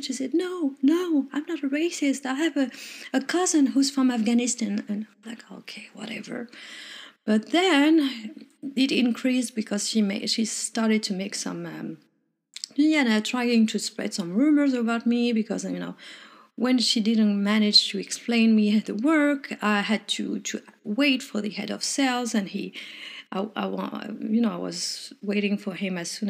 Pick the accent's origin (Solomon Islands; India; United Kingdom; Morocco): Morocco; English is a second language; moved away; also born or lived in France; I'm originally from Morocco, but I'm French